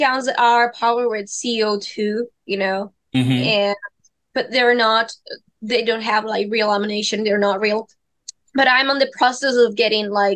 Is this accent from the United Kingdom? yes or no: no; Madrid, Community of Madrid, Spain; I was born in Madrid. In Spain